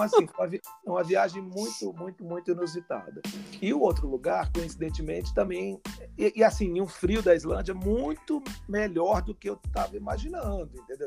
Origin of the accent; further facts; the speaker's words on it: Rio de Janeiro, Brazil; para quem vinha do Rio de Janeiro